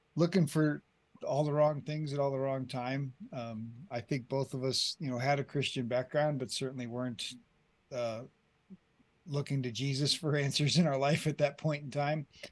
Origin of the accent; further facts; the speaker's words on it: Colorado, United States; moved away as an adult; also born or lived in Colombia; I grew up here in Colorado